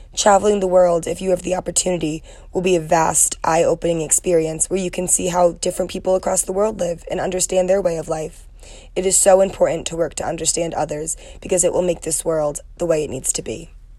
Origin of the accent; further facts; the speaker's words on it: Trumbull, Connecticut, United States; moved away as an adult; now in Ohio, United States; I am from Trumbull, Connecticut and came to Ohio University